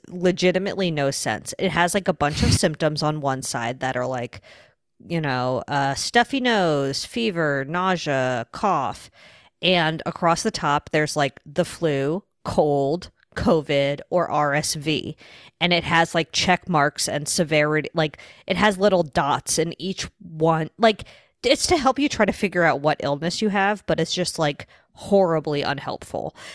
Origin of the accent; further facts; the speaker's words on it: New York, United States; I'm from New York